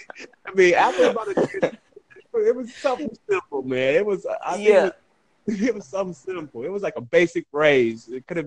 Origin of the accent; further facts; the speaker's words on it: Texas, United States; first language English; I'm from Texas.